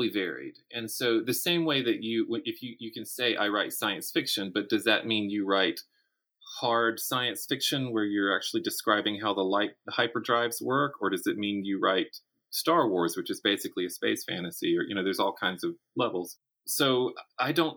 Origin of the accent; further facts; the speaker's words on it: Florence, South Carolina, United States; my hometown of Florence, South Carolina